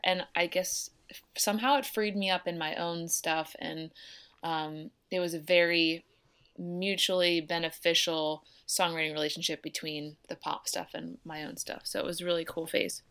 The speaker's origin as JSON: {"language": "English", "town": "Downingtown", "region": "Pennsylvania", "country": "United States", "tie": "born or raised there", "moved": "yes", "lives_now": "Nashville, United States", "said": "I grew up outside of Philadelphia in a little town called Downing Town"}